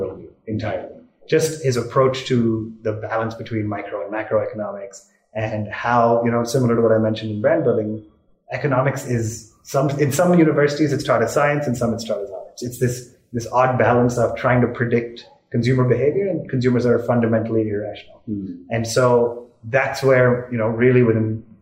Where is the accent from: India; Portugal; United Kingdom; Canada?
India; also born or lived in Singapore; when we moved back from Singapore to India, I think when I was 9 or 10